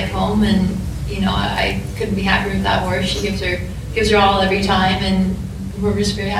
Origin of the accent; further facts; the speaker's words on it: Kansas, United States; I'm 2 hours from Kansas, where I'm from